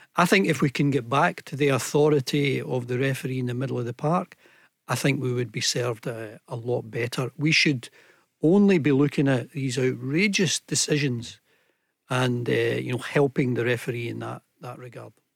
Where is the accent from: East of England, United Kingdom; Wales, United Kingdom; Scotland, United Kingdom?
Scotland, United Kingdom; we in Scotland